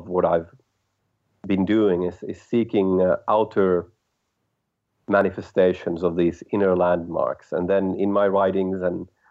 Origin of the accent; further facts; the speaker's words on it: Helsinki, Uusimaa, Finland; My background is I'm from Helsinki, Finland